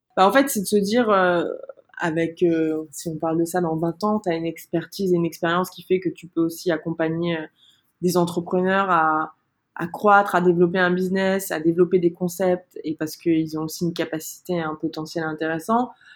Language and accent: French; Martinique; moved away as an adult; also born or lived in Montreal, Canada; now in Paris, France; j'ai vécu 19 ans en Martinique, j'ai grandi là-bas